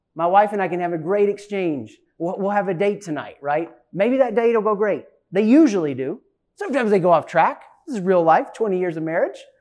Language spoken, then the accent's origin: English; East Tennessee, United States; accent: Southern; moved away; I was raised in East Tennessee